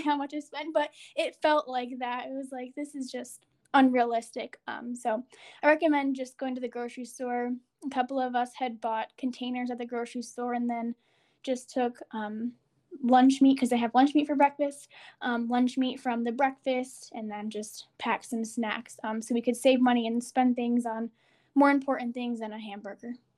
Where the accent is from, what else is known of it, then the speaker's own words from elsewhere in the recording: United States; as an American